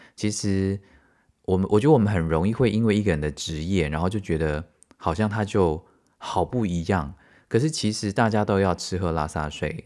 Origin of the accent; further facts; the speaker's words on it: Taiwan; 因为我们台湾人就是这样嘛